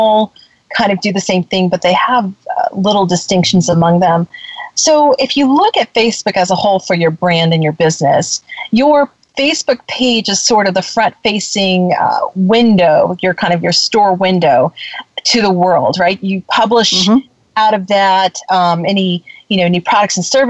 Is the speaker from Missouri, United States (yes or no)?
no; Florida, United States; I'm from Florida